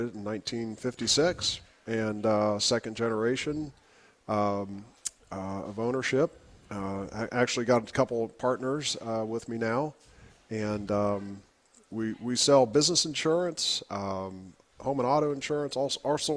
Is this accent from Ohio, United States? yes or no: yes; Centerville, Ohio, United States; growing up in Centerville, going to Alter. You know, I live a mile from my parents right now